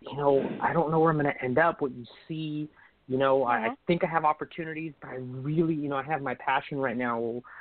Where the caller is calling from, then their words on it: Sacramento, California, United States; I'm calling from Sacramento, California.